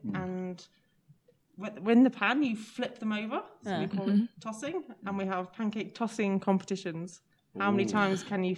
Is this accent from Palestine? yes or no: no; England, United Kingdom; now in Japan; So I'm from England.